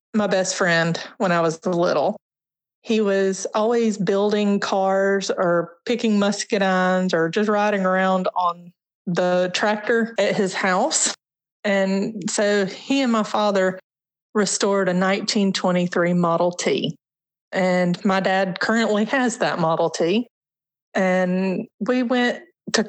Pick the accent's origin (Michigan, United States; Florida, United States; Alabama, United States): Alabama, United States; Sylvan Springs; also born or lived in Birmingham, Alabama; I was raised in an area right outside of Birmingham called Sylvan Springs